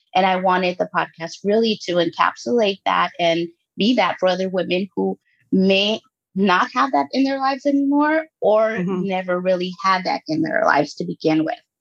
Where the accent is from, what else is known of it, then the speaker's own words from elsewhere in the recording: Los Angeles, California, United States; also born or lived in Guatemala; I was born in Guatemala and I was raised there until I was eight years old and grew up in Los Angeles